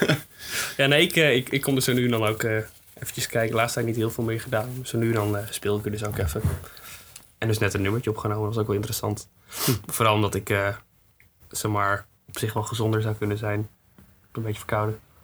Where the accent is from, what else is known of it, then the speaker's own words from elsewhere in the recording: Swifterbant, Flevoland, Netherlands; now in Groningen, Netherlands; Ik kom uit Sifterband